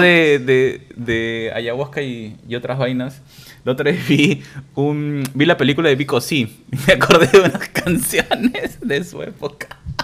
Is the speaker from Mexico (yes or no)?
no; Peru; crecimos en Perú